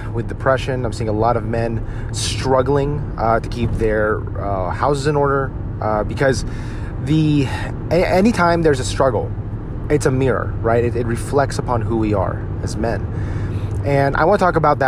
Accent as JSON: {"language": "English", "country": "United States", "tie": "born or raised there", "said": "growing up as a Filipino American and predominantly, you know, Italian-American, Irish-American, Polish-American town"}